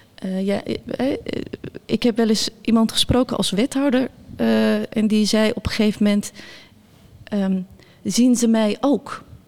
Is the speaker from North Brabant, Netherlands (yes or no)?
yes; Bergen op Zoom, North Brabant, Netherlands; Dutch is a second language; also born or lived in near Samsun, Turkey; En ik ben opgegroeid in Bergen op Zoom